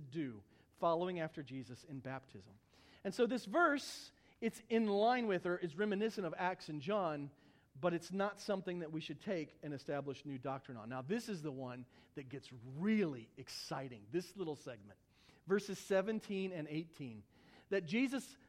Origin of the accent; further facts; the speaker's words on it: Missouri, United States; moved away; I'm from Missouri originally